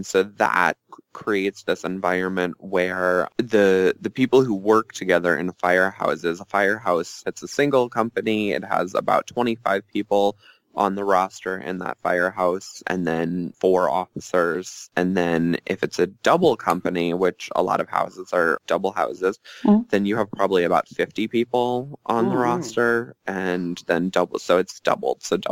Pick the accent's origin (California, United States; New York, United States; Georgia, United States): New York, United States; Long Island; I grew up on Long Island in a firefighter family